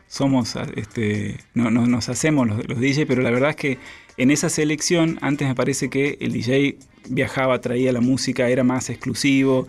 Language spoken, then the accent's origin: Spanish; Santiago del Estero, Argentina; accent: tonada santiagueña; moved away as an adult; now in Buenos Aires, Argentina; Soy santiagueño, Santiago del Estero Capital